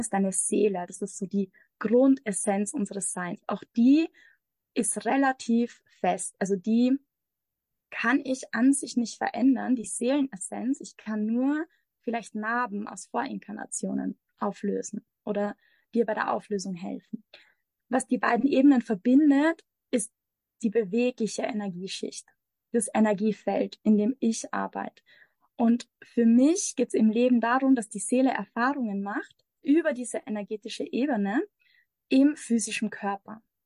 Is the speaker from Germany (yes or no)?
no; Austria; moved away as an adult; also born or lived in Mexico; Ich komme aus Österreich, bin aber seit ungefähr anderthalb Jahren in der Welt unterwegs